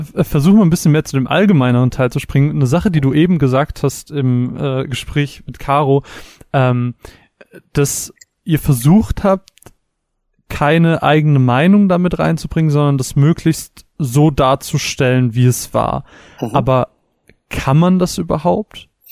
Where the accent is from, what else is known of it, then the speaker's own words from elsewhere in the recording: Germany; wir als Deutsche